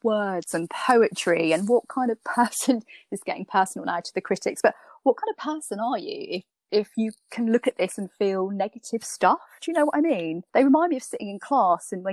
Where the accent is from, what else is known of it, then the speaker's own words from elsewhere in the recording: Norfolk, East of England, United Kingdom; I grew up in Norfolk